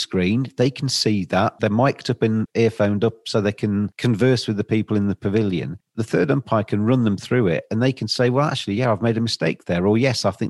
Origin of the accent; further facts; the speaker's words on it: England, United Kingdom; I'm obviously English